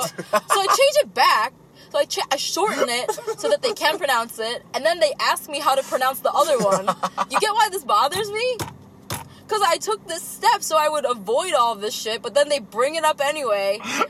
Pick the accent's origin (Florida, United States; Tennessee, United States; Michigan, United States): Michigan, United States; Rochester Hills; I'm from Rochester Hills